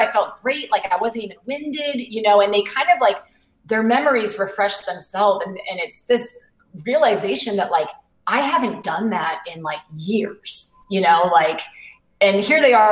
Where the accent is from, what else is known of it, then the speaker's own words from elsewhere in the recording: New England, United States; now in Charleston, United States; I live in South Carolina now. I didn't grow up here. I grew up in New England